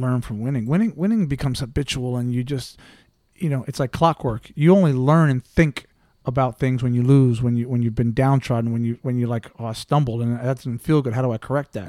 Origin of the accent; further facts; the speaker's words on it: United States; moved away as an adult; also born or lived in England; I'm American through and through